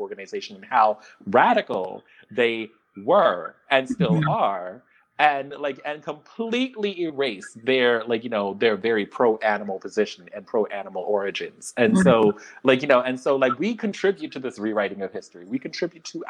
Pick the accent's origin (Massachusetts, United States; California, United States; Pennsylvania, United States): Pennsylvania, United States; Philadelphia; Philadelphia, my hometown